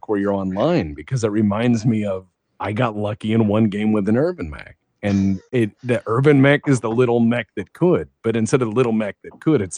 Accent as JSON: {"language": "English", "region": "Texas", "country": "United States", "tie": "born or raised there", "said": "I was an awkward kid growing up in Texas."}